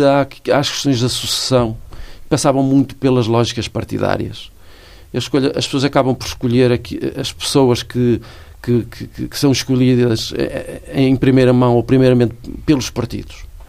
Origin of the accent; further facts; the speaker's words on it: Guimarães, Braga, Portugal; moved away as an adult; now in Braga, Portugal; Nasci em Guimarães, nasci no centro histórico, eh, cresci, eh, trabalhei, mas depois, por eh, questões que têm a ver com a minha vida pessoal e familiar, fui viver para Braga